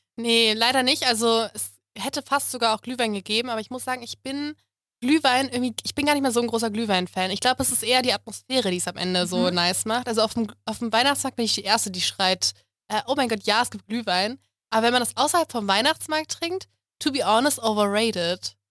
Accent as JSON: {"language": "German", "town": "Munich", "region": "Bavaria", "country": "Germany", "said": "Ich komme aus München"}